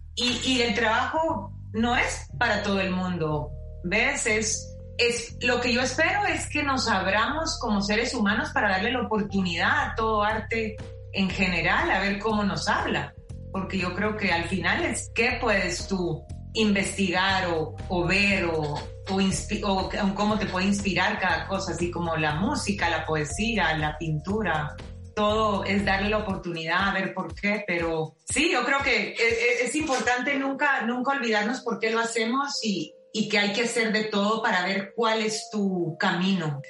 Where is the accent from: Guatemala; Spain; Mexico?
Guatemala; moved away as an adult; now in Miami, United States; me gradué de diseñadora gráfica y artes visuales en Guatemala